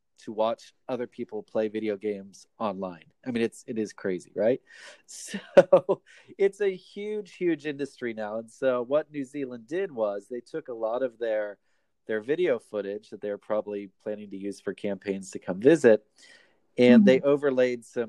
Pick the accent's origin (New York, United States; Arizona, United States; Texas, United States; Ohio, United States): Ohio, United States; now in Japan; I'm from the United States, from the state of Ohio